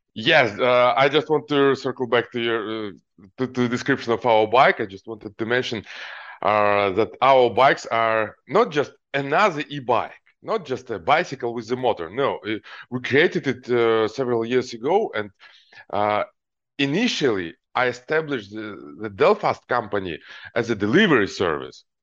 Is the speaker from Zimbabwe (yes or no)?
no; Almaty, Kazakhstan; moved away; also born or lived in Ukraine; I grew up in Kazakhstan, Alma T city